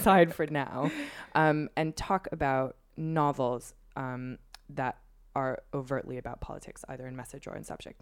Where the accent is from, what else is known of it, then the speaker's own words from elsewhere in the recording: United States; as somebody growing up in America